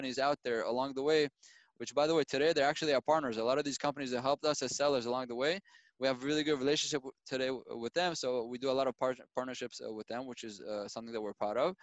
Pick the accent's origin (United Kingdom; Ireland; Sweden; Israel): Israel; I was born and raised in Israel